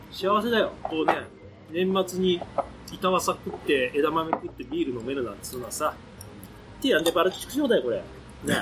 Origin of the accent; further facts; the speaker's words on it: Tokyo, Japan; 江戸っ子だからちょっとしか使